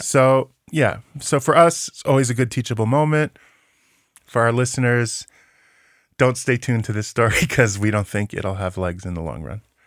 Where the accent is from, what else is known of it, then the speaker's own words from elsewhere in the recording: United States; now in West Bank; as an American citizen who lives in the West Bank